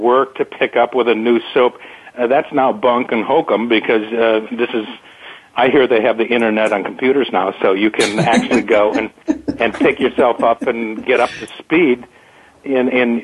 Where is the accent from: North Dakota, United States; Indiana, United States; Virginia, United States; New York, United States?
North Dakota, United States; Fargo; I'm a cowboy from the Red River of Fargo, North Dakota